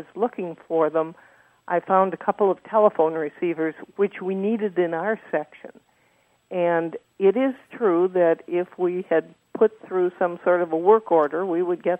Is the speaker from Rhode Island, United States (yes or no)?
no; Minneapolis, Minnesota, United States; I grew up outside Minneapolis